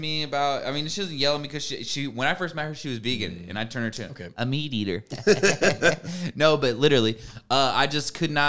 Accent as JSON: {"language": "English", "region": "Midwest", "country": "United States", "lives_now": "California, United States", "said": "I'm from the Midwest, like the whole hibachi, like I didn't know about that shit until I moved to California."}